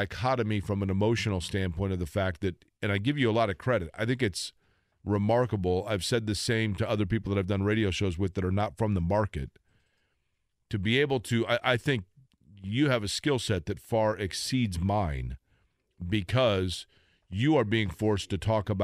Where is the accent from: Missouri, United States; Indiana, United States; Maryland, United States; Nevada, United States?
Indiana, United States; Indianapolis; also born or lived in Shelbyville, Indiana / Evansville, Indiana / St. Louis / New York; moved back to Indianapolis to the house where they still lived that I grew up in on the northeast side.